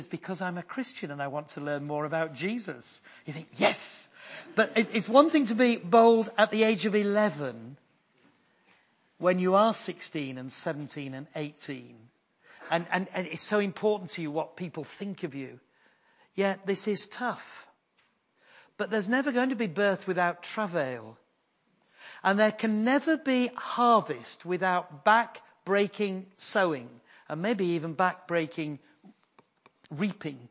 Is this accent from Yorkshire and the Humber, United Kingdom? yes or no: yes; Yorkshire and the Humber, United Kingdom; I am a Yorkshireman.